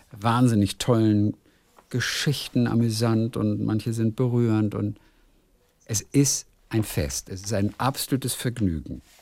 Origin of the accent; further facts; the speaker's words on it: Heinsberg, North Rhine-Westphalia, Germany; Ich komme aus Heinsberg, ja, der Ort von Corona, in der Nähe von Köln.